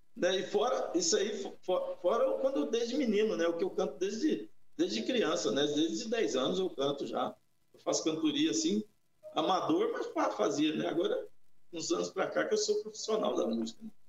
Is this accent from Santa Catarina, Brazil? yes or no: no; São Paulo, Brazil; also born or lived in Guará, São Paulo; now in Guarulhos, Brazil; eu sou paulistano, fui para o interior, para uma cidade chamada Guará, a 400 quilômetros de São Paulo